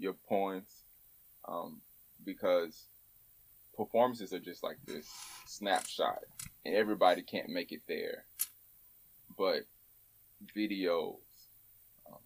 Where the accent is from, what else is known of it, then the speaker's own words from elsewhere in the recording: Houston, Texas, United States; I'm from Houston, Texas, born and raised, right? Born in Third Ward, grew up on the Southwest Side